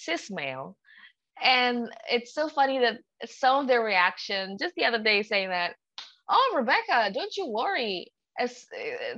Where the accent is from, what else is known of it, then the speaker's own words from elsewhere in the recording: Indonesia; English is a second language; now in United Kingdom; I'm from a country that people don't even know the location of.